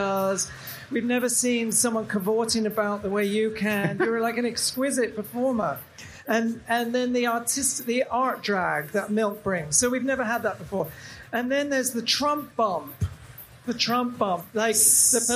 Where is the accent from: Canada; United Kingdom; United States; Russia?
United Kingdom; England; moved away; Because I'm from England, you know, I grew up in England.